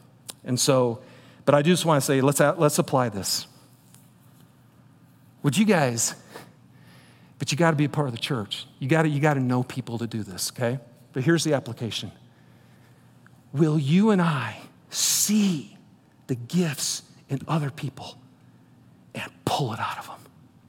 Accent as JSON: {"language": "English", "region": "Michigan", "country": "United States", "said": "I'm from Michigan."}